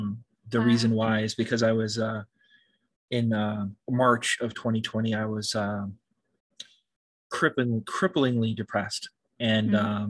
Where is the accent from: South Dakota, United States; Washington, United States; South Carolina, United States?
Washington, United States; born there; also born or lived in California; now in New York, United States; I was born on the West Coast in Washington State and spent some time in California as well. But most of my life I've been in New York, yes.